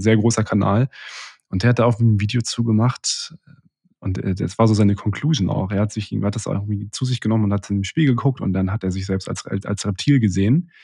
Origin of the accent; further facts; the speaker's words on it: Rostock, Mecklenburg-Vorpommern, Germany; moved away; ich bin grad bei einem, äh, sehr, äh, engen Freund von mir in, in Rostock aus meiner Heimatstadt